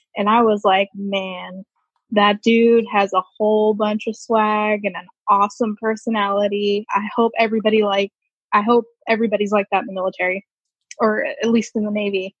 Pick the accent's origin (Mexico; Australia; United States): United States; Woodbridge, Virginia; I'm originally from Virginia, Woodbridge, which is about 20 minutes outside of uh, Washington, D.C.